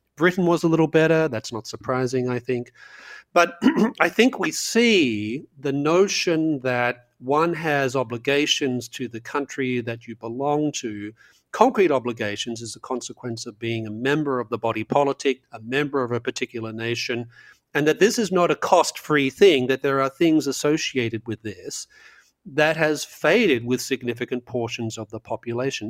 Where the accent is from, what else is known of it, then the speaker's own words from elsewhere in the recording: Australia; growing up in Australia in the nineteen, uh, late seventies and early eighties